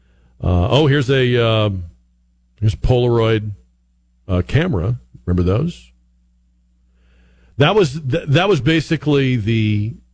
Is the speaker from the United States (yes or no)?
yes; Massachusetts, United States; now in San Antonio, United States; when I was growing up in Massachusetts